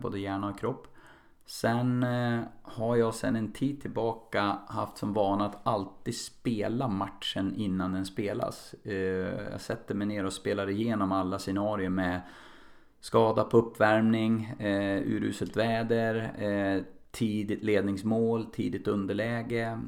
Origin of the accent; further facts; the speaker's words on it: Nolby, Västernorrland County, Sweden; jag växte upp i en liten ort som heter Nolby, eh, nära Kvissleby och söder om, om Sundsvall